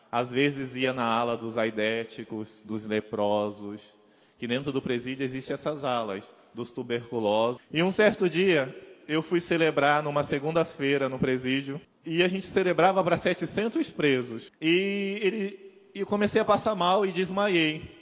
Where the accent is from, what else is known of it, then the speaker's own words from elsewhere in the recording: Mato Grosso do Sul, Brazil; sou natural do Mato Grosso do Sul mas morei em vários lugares do Brasil e até fora do Brasil.